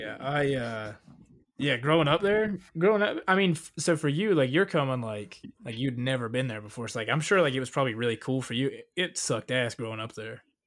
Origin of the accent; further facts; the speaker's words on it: Northeast Tennessee, Southwest Virginia, United States; moved away; also born or lived in Salisbury, North Carolina; I grew up in Southwest Virginia, Northeast Tennessee